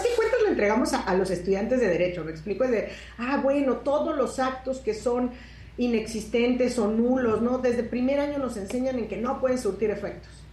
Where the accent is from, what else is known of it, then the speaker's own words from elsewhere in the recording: Mexico; como abogada, como persona, como mexicana, como profesora de derecho